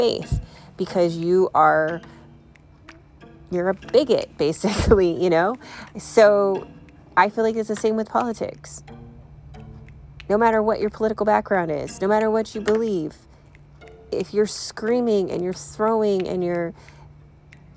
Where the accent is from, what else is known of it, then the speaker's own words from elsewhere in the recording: California, United States; I grew up in California